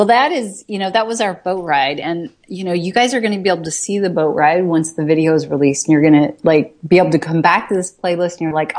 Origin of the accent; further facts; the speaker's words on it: New York, United States; I'm from New York. It's like I can't recover.